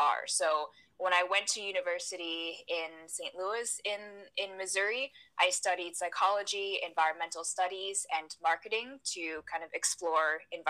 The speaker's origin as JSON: {"language": "English", "country": "Taiwan", "tie": "born or raised there", "said": "I was born and raised in Taiwan"}